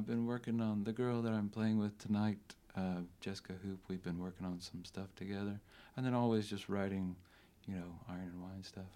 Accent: South Carolina, United States; We grew up together in South Carolina

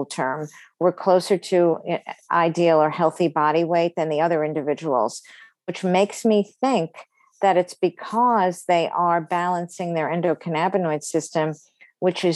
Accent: New York City, New York, United States; I grew up in Brooklyn

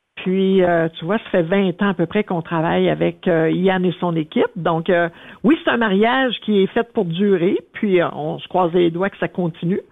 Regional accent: Sherbrooke, Quebec, Canada; moved away; also born or lived in Abitibi; je suis originaire de Sherbrooke

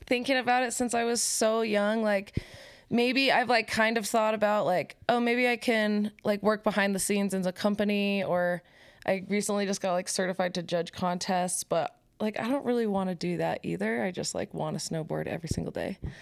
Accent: Park City, Utah, United States; moved away as an adult; now in Salt Lake City, United States; I live in Salt Lake City, Utah, but I'm from Park City.

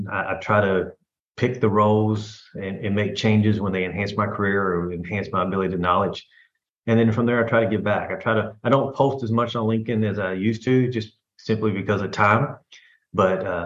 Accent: Louisville, Kentucky, United States; moved away; I'm originally from Louisville, Kentucky

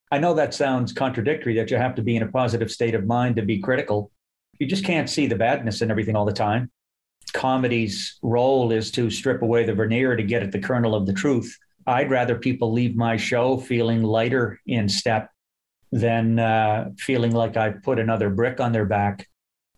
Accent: Halifax, Nova Scotia, Canada; now in Toronto, Canada; I grew up in Halifax, a very racialized city

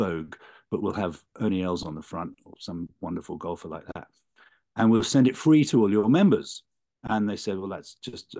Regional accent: London, United Kingdom; moved away as an adult; now in California, United States; I was born in London, in England, on a very rainy Saturday morning

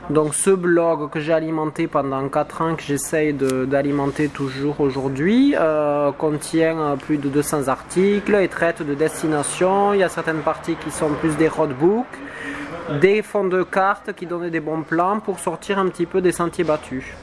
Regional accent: southwest France, France; accent: southwest French; L'accent du sud-ouest me colle à la peau.

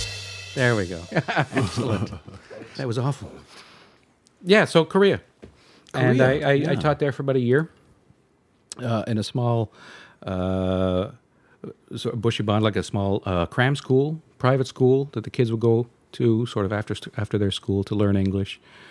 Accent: Montreal, Quebec, Canada; moved away; I was born in Canada, Montreal.

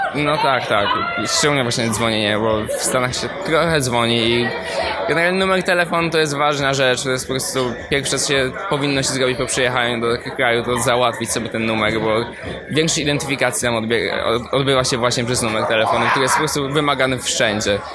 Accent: Poland; moved away as an adult; now in United States; jestem z Polski

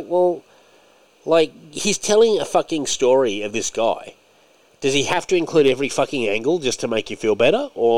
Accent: Scotland, United Kingdom; Because you are right, I'm Scottish too. And by the way, a lot of Scottish people, when they watch Braveheart, are like, fuck the English.

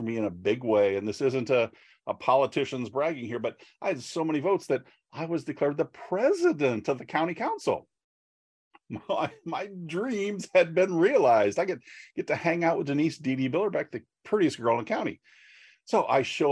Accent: Northeast Iowa, United States; I grew up on a farm in Northeast Iowa

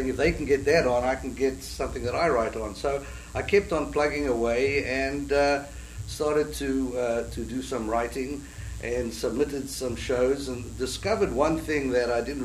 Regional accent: South Africa; moved away as an adult; now in New York, United States; I come from South Africa, and I immigrated to the States 32 years ago

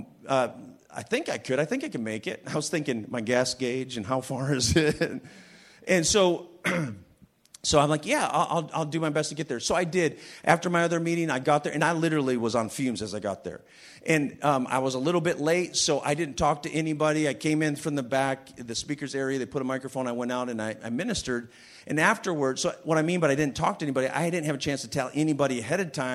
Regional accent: Western Michigan, United States; moved away; also born or lived in England; I'm from Michigan, Western Michigan

